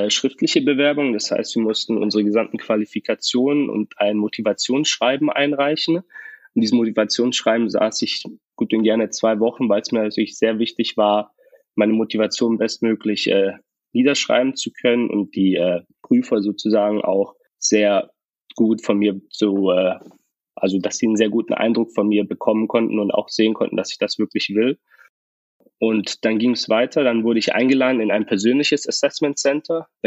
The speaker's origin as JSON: {"language": "German", "town": "Tübingen", "region": "Baden-Württemberg", "country": "Germany", "said": "ich bin 23 Jahre jung und ich komme aus Tübingen"}